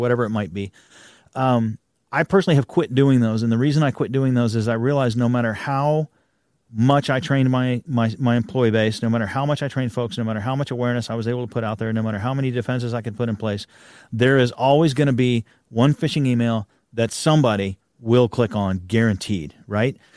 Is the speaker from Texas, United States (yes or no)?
yes; Texas, United States; I'm a Texan